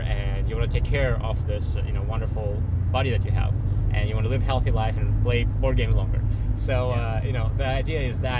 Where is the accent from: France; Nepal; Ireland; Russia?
Russia; English is a second language; moved away as an adult; now in United States